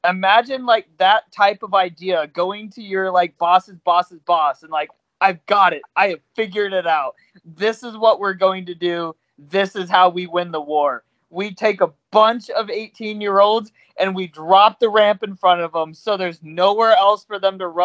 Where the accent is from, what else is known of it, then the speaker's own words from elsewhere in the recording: Kansas, United States; We're from Kansas